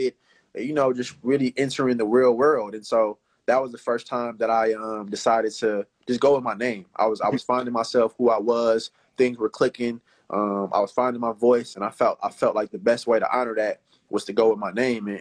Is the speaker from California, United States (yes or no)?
yes; Oakland, California, United States; I'm from East Oakland.